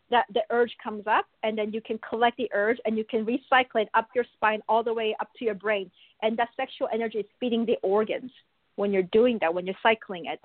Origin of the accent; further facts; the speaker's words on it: Buenos Aires, Argentina; also born or lived in Korea; now in Canada; I, I was born in Korea, but I was also raised in Buenos Aires, in Argentina and then I moved to Canada.